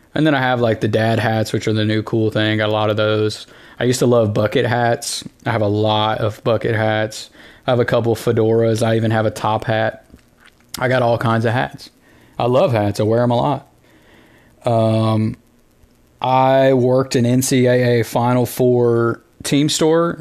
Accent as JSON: {"language": "English", "region": "the South", "country": "United States", "tie": "born or raised there", "said": "Growing up in the South"}